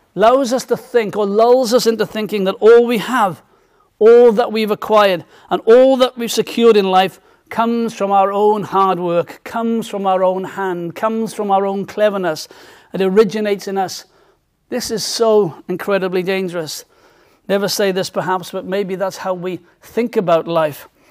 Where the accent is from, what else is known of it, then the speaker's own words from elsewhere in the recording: South Wales, United Kingdom; when I was a, a teenager, um, and growing up in South Wales